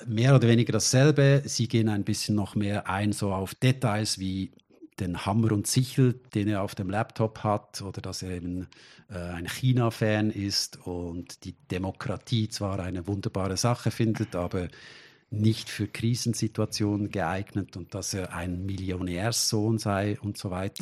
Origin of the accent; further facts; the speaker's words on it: Switzerland; für uns als Schweizer